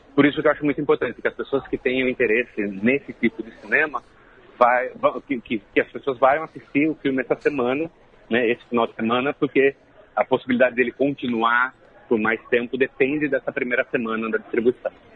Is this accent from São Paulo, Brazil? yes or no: yes; Jundiaí, São Paulo, Brazil; moved away as an adult; acontece em Jundiaí, que é uma cidade do interior de São Paulo, a minha cidade natal. É, eu vivi lá até os 20 anos de idade